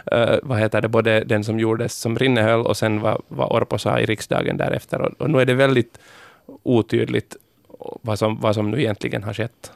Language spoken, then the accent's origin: Swedish; Pargas, Southwest Finland, Finland; jag är ju från Pargas, eh, alltså Malmen